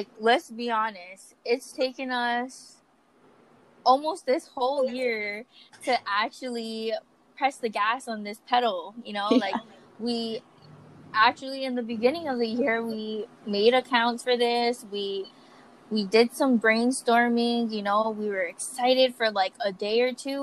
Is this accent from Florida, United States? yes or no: no; Kauai, Hawaii, United States; also born or lived in Grand Junction, Colorado; now in Oahu, United States; I am actually from Kauai too. So we're both from Kauai, but I just live on Oahu currently.